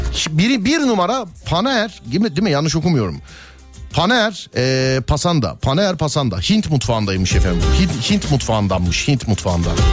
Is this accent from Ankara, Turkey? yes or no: no; Istanbul, Turkey; biz İstanbullu olarak yabani hayata birazcık yabaniyiz.